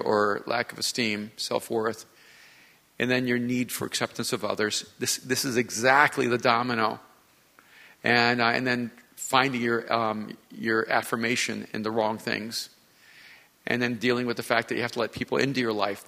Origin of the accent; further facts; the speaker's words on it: Miami, Florida, United States; I grew up in Miami